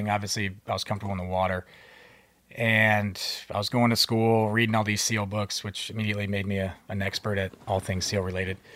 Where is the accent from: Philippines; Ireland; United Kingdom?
Philippines; born there; I was born in the Philippines. My parents were both active duty Subic Bay Naval Base.